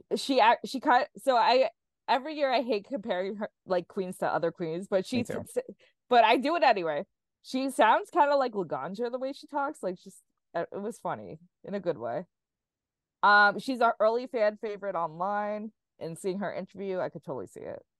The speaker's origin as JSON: {"language": "English", "town": "New York City", "region": "New York", "country": "United States", "tie": "born or raised there", "said": "there's very very few drag queens from Staten Island. That is my hometown."}